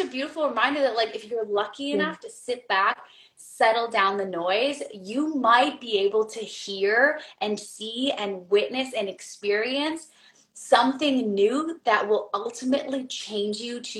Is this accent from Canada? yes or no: yes; Canada; Being a Canadian